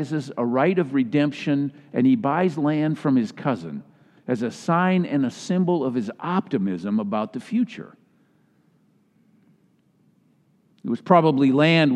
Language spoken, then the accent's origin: English; Minnesota, United States; moved away; My home state of Minnesota